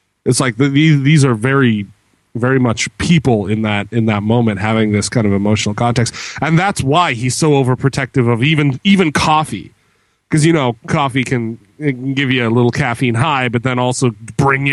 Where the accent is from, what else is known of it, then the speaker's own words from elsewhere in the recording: Canada; I'm Canadian.